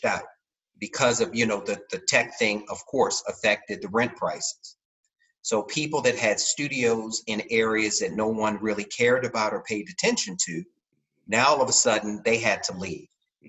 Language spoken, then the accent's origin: English; Baltimore, Maryland, United States; now in San Francisco, United States; I came straight from Baltimore, Maryland at that point.